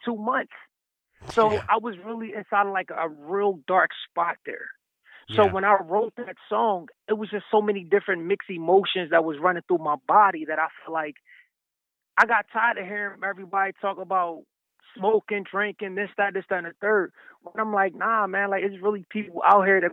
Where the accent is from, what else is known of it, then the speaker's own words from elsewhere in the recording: Philadelphia, Pennsylvania, United States; I'm from Philadelphia, so I slept in a Love Park, you know, several winters